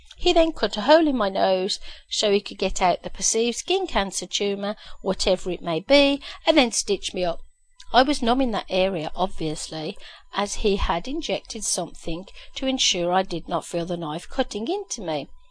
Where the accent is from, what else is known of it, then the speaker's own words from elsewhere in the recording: Birmingham, West Midlands, United Kingdom; moved away as an adult; now in Canada; I had been born and bred in Birmingham, UK, the home to Baltis